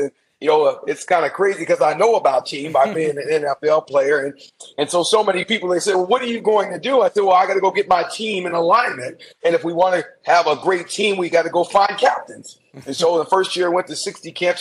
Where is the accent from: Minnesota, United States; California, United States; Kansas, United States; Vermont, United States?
California, United States; Anaheim; I grew up in Anaheim, California